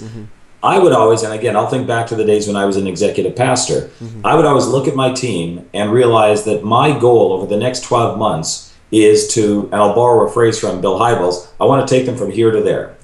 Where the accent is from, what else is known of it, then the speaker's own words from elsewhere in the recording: Vancouver, British Columbia, Canada; now in Chicago, United States; I'm a Vancouver boy